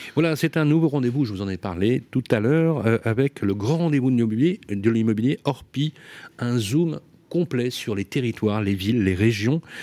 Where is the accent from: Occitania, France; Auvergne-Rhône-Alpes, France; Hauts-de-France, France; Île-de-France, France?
Auvergne-Rhône-Alpes, France; Lyon; Je suis lyonnais forcément d'origine